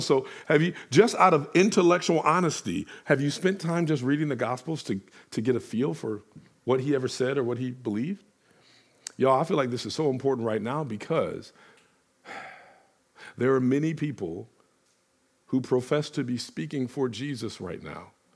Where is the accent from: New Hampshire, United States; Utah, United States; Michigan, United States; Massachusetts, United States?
Michigan, United States; Detroit; I'm from Detroit